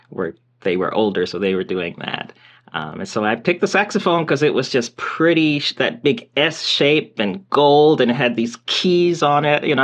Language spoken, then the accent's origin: English; Milledgeville, Georgia, United States; moved away as an adult; now in Bloomington, United States; I'm I'm from Georgia, a little town in Georgia. Um, people probably haven't heard of it. It's maybe they've heard of the city of Macon, Georgia, if they've heard of, and it's near Macon. It's called Milledgeville, Georgia